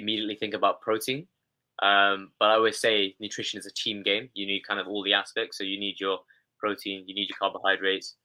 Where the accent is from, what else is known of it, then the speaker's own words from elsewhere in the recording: London, United Kingdom; when I was growing up here in London, I was born in London